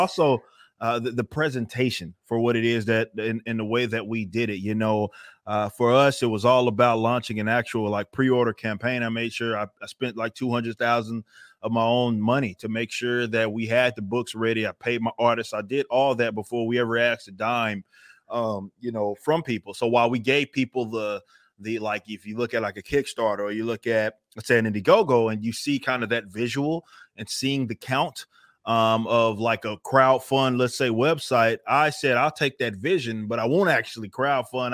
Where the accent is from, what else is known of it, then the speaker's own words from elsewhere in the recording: Texas, United States; I'm, I'm from Texas